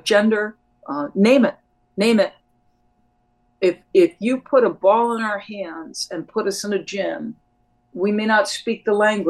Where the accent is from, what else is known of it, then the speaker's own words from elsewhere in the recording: New Jersey, United States; also born or lived in New York; when I was 7 years old, we moved from New York to New Jersey. We happened to move right next door to a park.